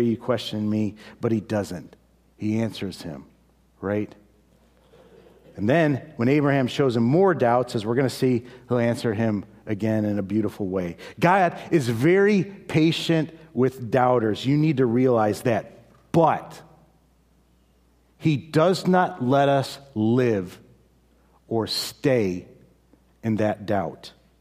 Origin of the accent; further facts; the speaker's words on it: Chicago, Illinois, United States; moved away; I'm from Chicago